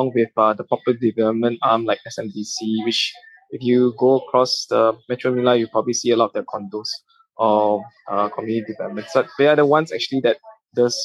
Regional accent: Malaysia; moved away as an adult; now in Philippines; I'm actually a Malaysian based out of the Philippines.

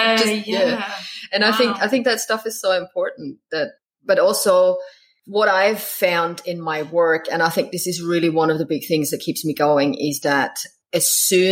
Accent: Austria; moved away as an adult; now in Queensland, Australia; I'm from Austria. I came over here 18 years ago

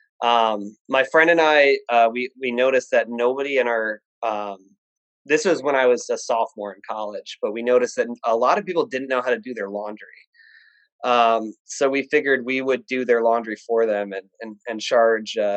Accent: Virginia, United States; I grew up in Virginia

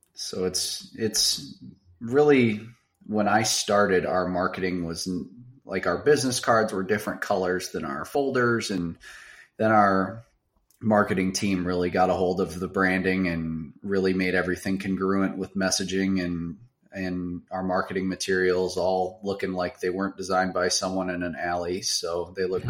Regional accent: Baraboo, Wisconsin, United States; also born or lived in Madison, Wisconsin / Davenport, Iowa; I grew up in South Central Wisconsin, uh, very very small town. Uh, it's called Baraboo.

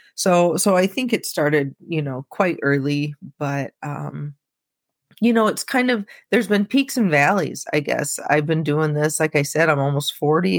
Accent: Peoria, Illinois, United States; I live he, in central Illinois, I'm in Peoria. Um, I haven't always been here, you know, I've left and come back, but we kinda joke that it's like a black hole, like, it seems like everybody who moves away eventually comes back, but probably 'cause our families are here

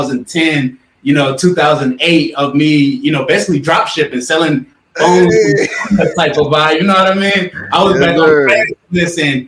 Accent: Atlanta, Georgia, United States; I'm from Atlanta, youngest of five kids

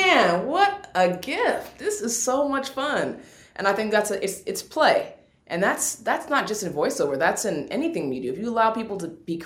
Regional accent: Seattle, Washington, United States; I'm from Seattle, Washington. We don't have accents there.

